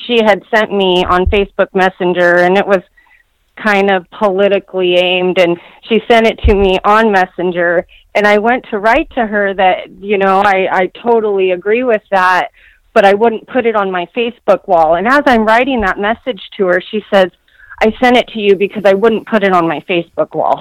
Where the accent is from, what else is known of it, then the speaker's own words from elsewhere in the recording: Washington, United States; also born or lived in Southern California; now in Kennewick, United States; I live and have raised my family in Kennewick, Washington, which is across the state from where I grew up